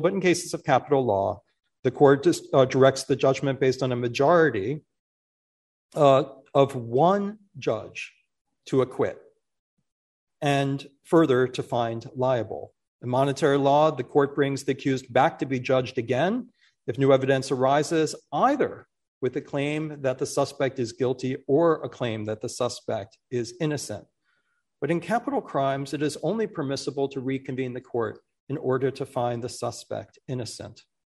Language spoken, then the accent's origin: English; Philadelphia, Pennsylvania, United States; It's my hometown. It's always been difficult to be from the city that by far most incarcerates people in this country for a large city. I grew up in that city